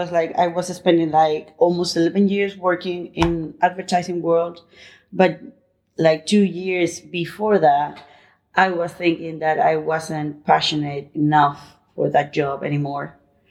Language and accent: English; Madrid, Community of Madrid, Spain; English is a second language; also born or lived in Barcelona / United Kingdom; now in Palma, Spain; I'm originally from Madrid, but actually I'm living in Palma, Mallorca.